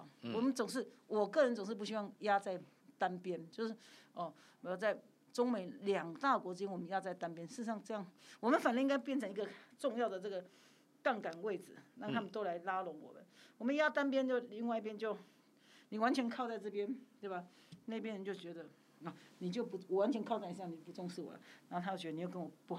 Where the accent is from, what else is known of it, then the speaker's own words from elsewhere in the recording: Kinmen County, Taiwan; 欸，就是这样子，因为我们是离岛长大的。